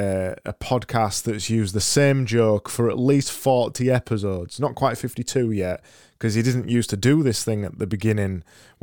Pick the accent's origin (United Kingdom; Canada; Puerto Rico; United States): United Kingdom; Yorkshire and the Humber; we're from Yorkshire.